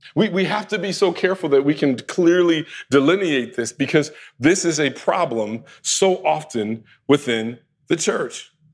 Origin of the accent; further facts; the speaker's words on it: United States; us here in America as American Christians